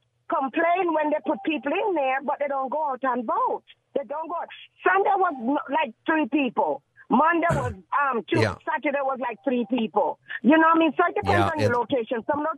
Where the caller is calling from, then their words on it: Gardena, California, United States; I'm calling from Compton. I'm Gardena, really.